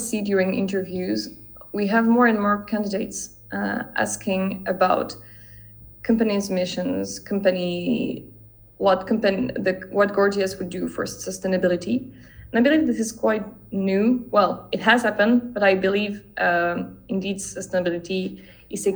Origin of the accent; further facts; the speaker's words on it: France; my home country, which is France